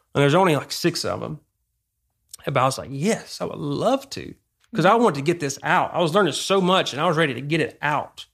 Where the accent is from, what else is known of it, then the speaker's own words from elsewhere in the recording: Damascus, Georgia, United States; moved away as an adult; I grew up in Georgia, small town, Damascus.